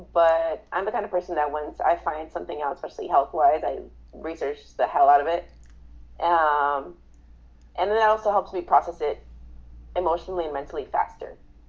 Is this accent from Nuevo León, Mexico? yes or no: no; Mexico City, Mexico; also born or lived in Inglewood, California; now in Las Vegas, United States; I'm Mexican. Mexican American. I've been living in Vegas for 20-ish years. But I was born in Mexico City, and then I moved to Inglewood, California, LA area. Then I moved to Vegas.